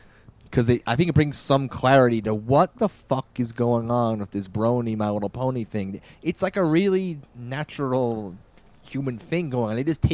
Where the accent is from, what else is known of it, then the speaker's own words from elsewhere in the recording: near Scranton, the Poconos, East Pennsylvania, United States; moved away as an adult; also born or lived in New York / Boston; now in Albuquerque, United States; Yeah, so I'm from back east. I was born in New York and raised in East Pennsylvania in the woods. If you know The Office, the TV show, like Scranton.